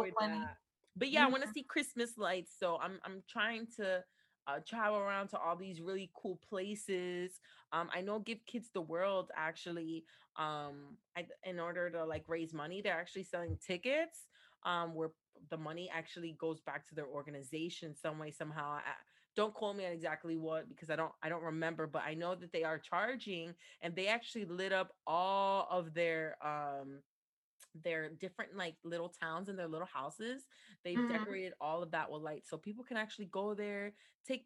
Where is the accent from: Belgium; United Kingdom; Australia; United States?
United States; New Jersey; now in Florida, United States; I'm from New Jersey